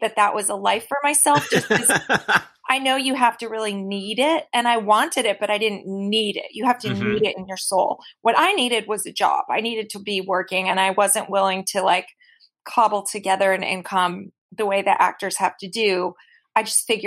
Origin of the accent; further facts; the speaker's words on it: New York City, New York, United States; I'm from the Upper East Side